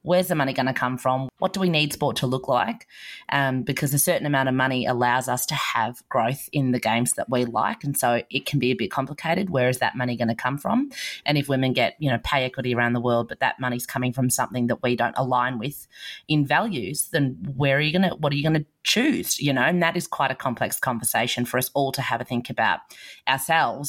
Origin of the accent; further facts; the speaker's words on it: Australia; as an Australian